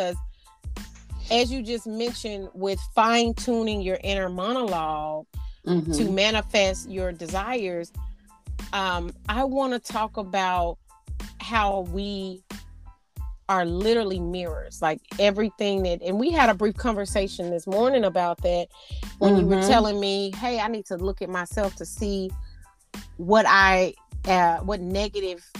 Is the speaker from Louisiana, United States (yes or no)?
no; Arkansas, United States; now in Houston, United States; I am from Arkansas, which is the natural state